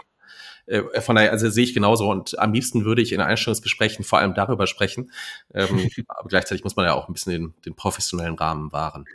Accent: Saarland, Germany; moved away; also born or lived in North Rhine-Westphalia; ich bin im Saarland aufgewachsen und äh, dann sind wir nach Nordrhein-Westfalen umgezogen

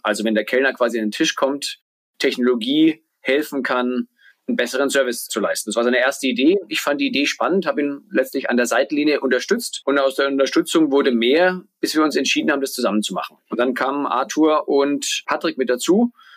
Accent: Bamberg, Bavaria, Germany; also born or lived in New York / Berlin; now in Lisbon, Portugal; komme gebürtig aus Bamberg, aus Franken

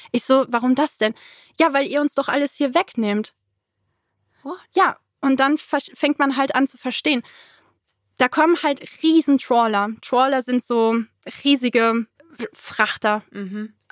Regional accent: Germany; Ich so, ja, ich komme aus Deutschland.

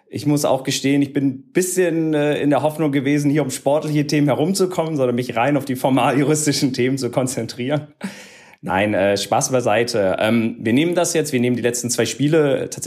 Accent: Berlin, Germany; man muss ja auch gestehen, als, als Berliner, so, sowohl Hertha als auch Union sind ja ähm, mittlerweile auch gerettet.

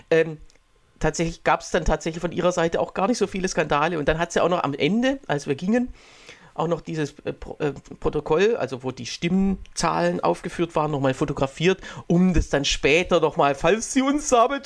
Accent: Egeln, Saxony-Anhalt, Germany; hier bei uns in Egeln

